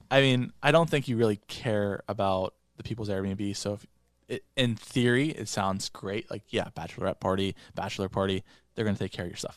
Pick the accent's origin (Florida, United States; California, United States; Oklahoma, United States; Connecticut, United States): Florida, United States; moved away; I decorated my hometown house in Florida